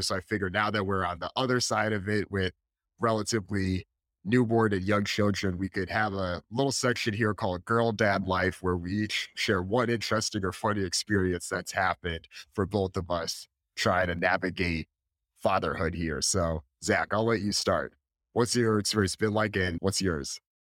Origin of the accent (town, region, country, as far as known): Northeast, United States; born or raised there